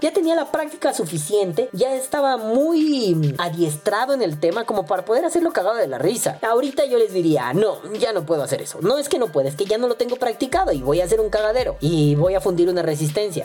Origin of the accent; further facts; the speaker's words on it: Mexico; nosotros como mexicanos